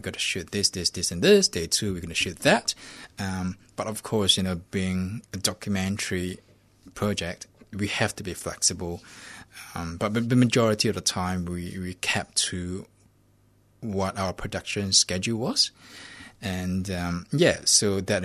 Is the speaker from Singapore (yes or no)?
yes; Singapore; My family, yeah, we're Singaporean. Chinese. Singaporean Chinese